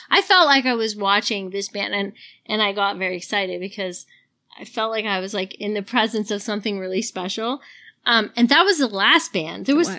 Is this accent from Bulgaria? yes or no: no; Canada; I'm a Canadian. But to be fair, my parents are French Canadian and I'm a military kid. So I've moved around my whole life and I'm French.